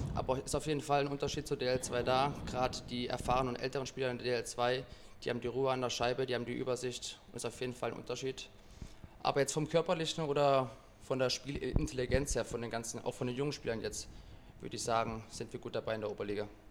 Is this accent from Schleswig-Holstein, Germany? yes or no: no; Villingen-Schwenningen, Baden-Württemberg, Germany; moved away as an adult; also born or lived in Essen; now in Hamburg, Germany; in meiner Heimatstadt in Schwenningen